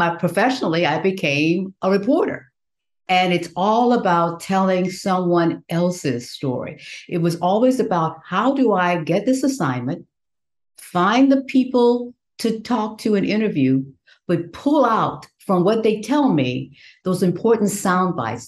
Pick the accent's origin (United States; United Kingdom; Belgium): United States; Southwest Louisiana; that little country girl growing up in Southwest Louisiana, sharecropper's daughter